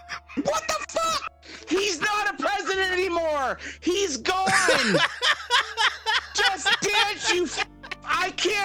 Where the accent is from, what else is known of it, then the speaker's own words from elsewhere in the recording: United States; I'm saying this as an American.